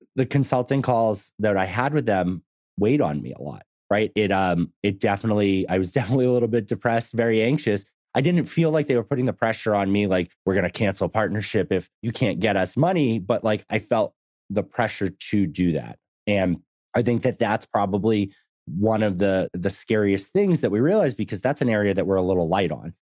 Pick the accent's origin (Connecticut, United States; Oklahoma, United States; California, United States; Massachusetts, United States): Massachusetts, United States; now in Texas, United States; I grew up in Massachusetts. I live in Texas now.